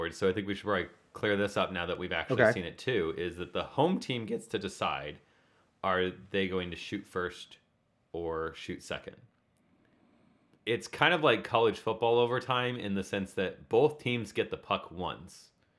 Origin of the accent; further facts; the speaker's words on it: Denver, Colorado, United States; I'm from Denver.